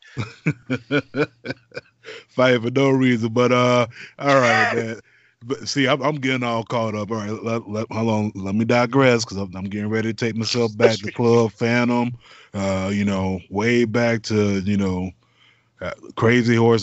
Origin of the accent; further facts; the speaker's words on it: Florida, United States; moved away; my home state.